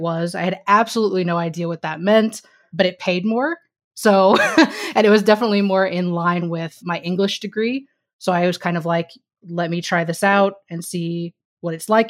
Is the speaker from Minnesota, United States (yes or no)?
no; Missouri, United States; moved away as an adult; also born or lived in New York / California; I grew up in Missouri